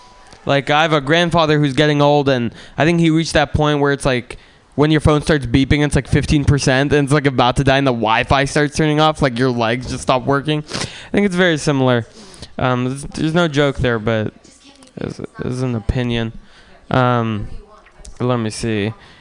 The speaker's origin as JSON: {"language": "English", "town": "San Francisco", "region": "California", "country": "United States", "tie": "born or raised there", "said": "I grew up in San Francisco, and I used to be into cars when I was growing up."}